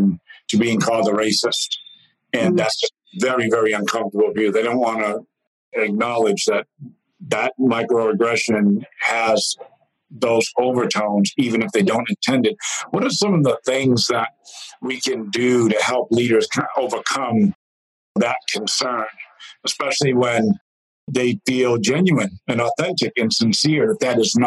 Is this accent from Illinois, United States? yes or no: no; Massachusetts, United States; my home state of Massachusetts, where I get asked about my accent, too